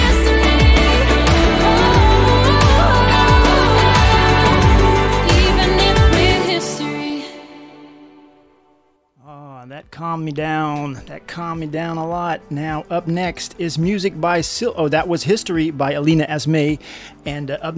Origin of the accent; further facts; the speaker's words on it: Netherlands; my home country, the Netherlands